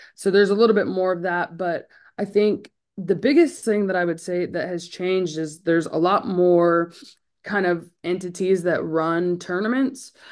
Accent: California, United States; now in Clemson, United States; I'm from California

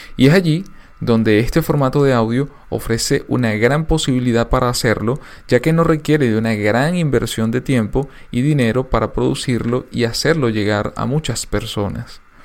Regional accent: Venezuela; En mi país la radio tuvo un auge y desarrollo impresionante

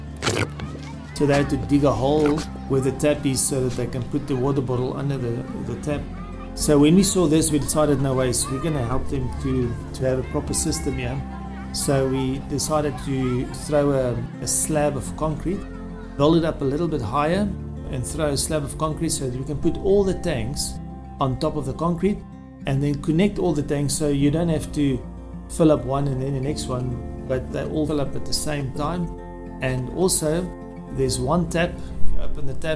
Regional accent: South Africa; I'm from South Africa

